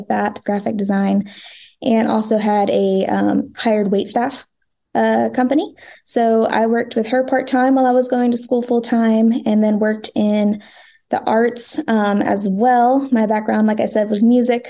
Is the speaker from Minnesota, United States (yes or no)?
no; North Carolina, United States; now in Franklin, United States; It's different from where I'm from. I'm from North Carolina